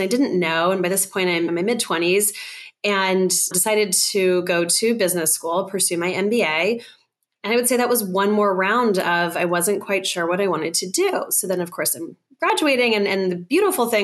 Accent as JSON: {"language": "English", "region": "Colorado", "country": "United States", "tie": "born or raised there", "said": "I grew up in Colorado"}